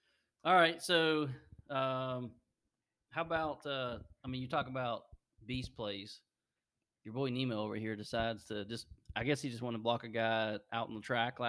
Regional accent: Poca, West Virginia, United States; We're all from Polka.

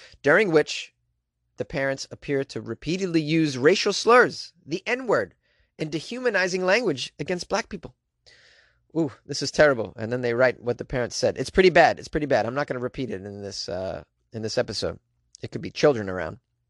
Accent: New England, United States; I'm from New England

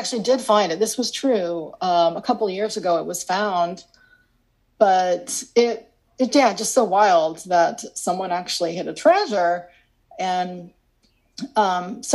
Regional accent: Illinois, United States; I grew up in Illinois

